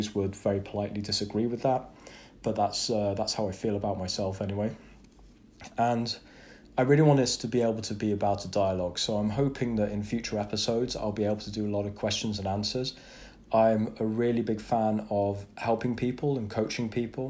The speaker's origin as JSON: {"language": "English", "region": "England", "country": "United Kingdom", "said": "hard for me to say as an Englishman"}